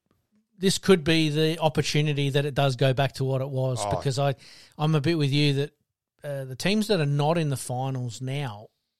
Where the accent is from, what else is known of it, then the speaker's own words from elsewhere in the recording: South Australia, Australia; obviously being South Australian, we're going to keep a bit of a closer eye on him